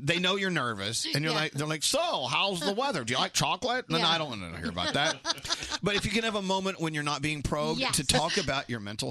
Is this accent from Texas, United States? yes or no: yes; Texas, United States; I'm a Texan too